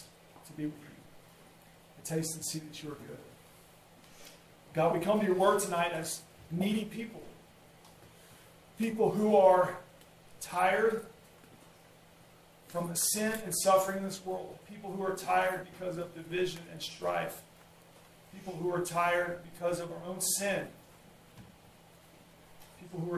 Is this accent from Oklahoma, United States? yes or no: yes; Coweta, Oklahoma, United States; I grew up in Coweta, Oklahoma, which is a small town outside of Tulsa, Oklahoma. I grew up on a farm there, was raised in Coweta my entire life.